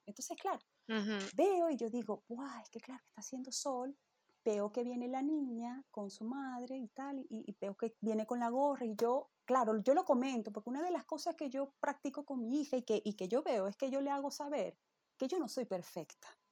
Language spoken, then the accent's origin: Spanish; Venezuela; moved away; nosotros, ¿no? que venimos de Venezuela